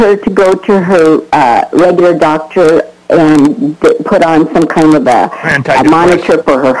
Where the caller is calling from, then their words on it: Las Cruces, New Mexico, United States; I am calling from Las Cruces.